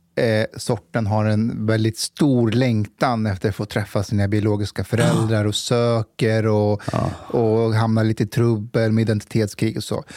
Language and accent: Swedish; Stockholm, Stockholm County, Sweden; som stockholmare